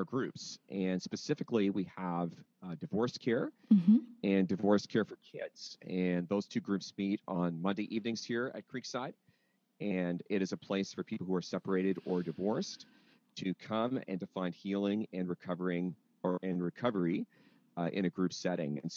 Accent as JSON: {"language": "English", "region": "London", "country": "United Kingdom", "also_born_or_lived": "Wheaton, Illinois, United States", "moved": "as an adult", "said": "I'm originally from London, but ended up going to school in the States"}